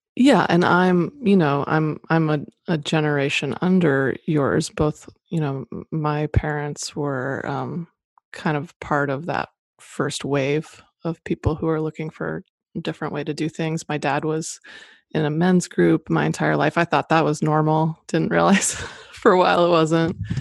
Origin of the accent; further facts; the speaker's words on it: Boise, Idaho, United States; moved away as an adult; also born or lived in Boston; I grew up in Boise, Idaho